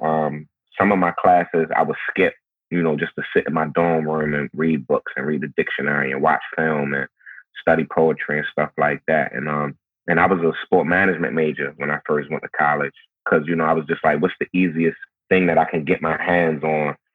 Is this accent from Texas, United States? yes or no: no; Baltimore, Maryland, United States; growing up in Baltimore, how it is for me living in Baltimore now